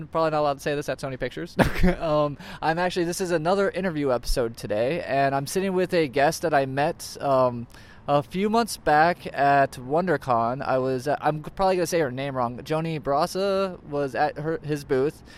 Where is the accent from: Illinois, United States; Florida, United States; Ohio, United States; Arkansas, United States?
Florida, United States; Orlando; We are both from Florida. Orlando